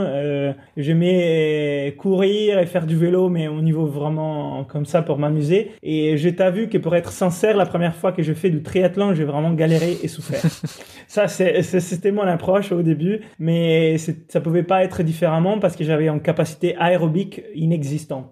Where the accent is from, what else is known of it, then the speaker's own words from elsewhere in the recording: Italy; moved away; je suis italien, grandi sous la côte italienne